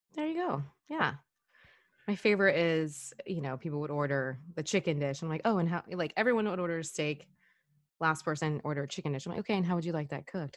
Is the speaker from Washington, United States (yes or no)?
yes; Washington, United States; moved away as an adult; also born or lived in Hawaii; now in California, United States; I grew up in Washington my whole life.